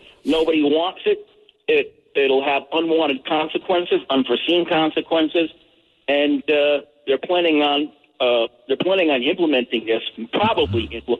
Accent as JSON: {"language": "English", "town": "Austin", "region": "Texas", "country": "United States", "tie": "born or raised there", "said": "Austin, right in my hometown."}